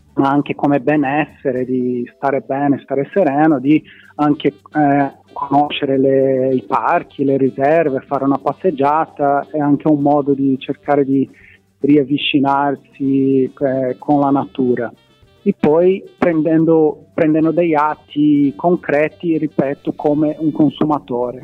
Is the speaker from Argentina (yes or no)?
no; Brazil; Italian is a second language; moved away as an adult; now in Palermo, Italy; mi sono laureato in ecologia, eh, in Brasile, sono brasiliano